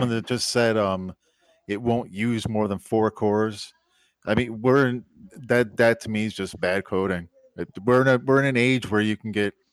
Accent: Great Lakes, United States; I uh, I grew up on the Great

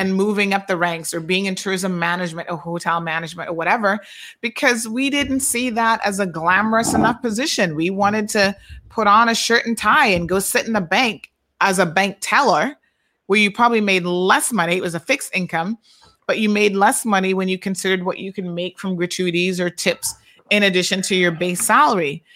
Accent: Cayman Islands; moved away

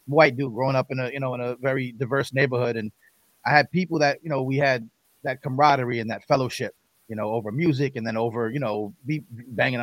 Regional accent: Long Island, New York, United States; I grew up right outside of New York City on Long Island.

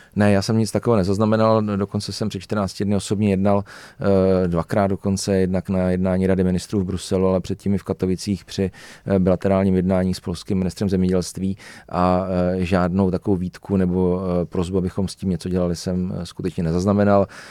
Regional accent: Czechia; Já jsem třeba ze Železných hor, eh, my jsme medový kraj

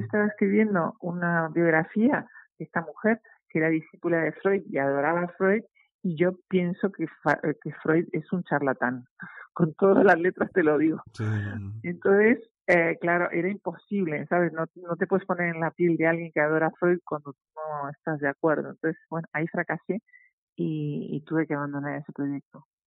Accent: Uruguay; moved away as an adult; now in Madrid, Spain; yo siempre digo que soy uruguaya

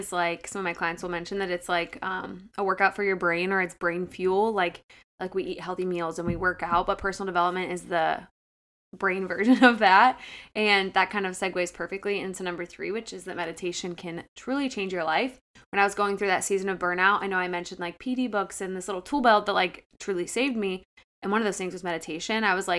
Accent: Akron, Ohio, United States; as you know, we've mentioned a couple times, I'm from Akron.

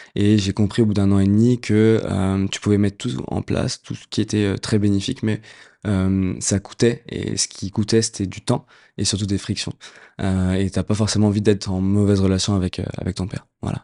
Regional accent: Puteaux, Île-de-France, France; j'ai grandi à Puto, ville dans laquelle j'ai passé 25 mes premières 25 années.

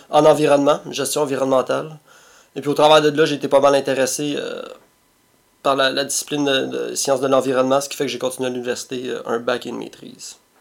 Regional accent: Montreal, Quebec, Canada; also born or lived in Repentigny; je pense que je suis né à Repartigny, Mais ben, j'ai grandi, j'ai vécu une bonne partie de ma vie à Tétroville. Euh, l'appellation officielle, c'est Mercier, Mercier S, qui est maintenant fusionné avec Hochelaga Maisonneuve

